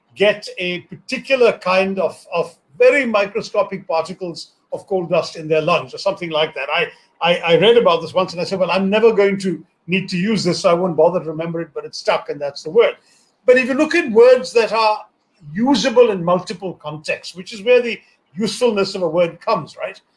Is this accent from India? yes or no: yes; India; I grew up in India without television, without computers, without mobile phones